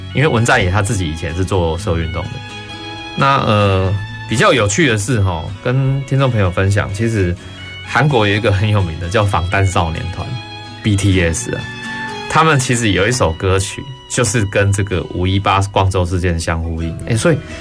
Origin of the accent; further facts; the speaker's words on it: Taiwan; 我们台湾人